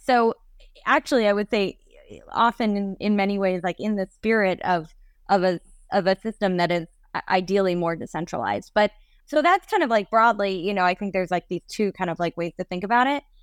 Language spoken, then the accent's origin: English; New York, United States; I grew up mostly in New York